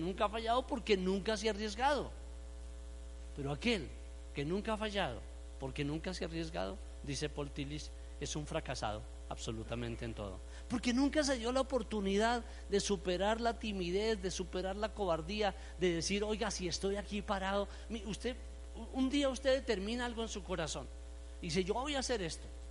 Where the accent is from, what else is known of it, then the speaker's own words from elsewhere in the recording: Colombia; como buen colombiano